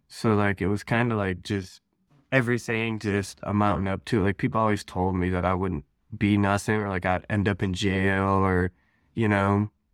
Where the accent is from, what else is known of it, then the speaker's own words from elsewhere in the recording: Ohio, United States; I'm from Ohio, born and raised out here.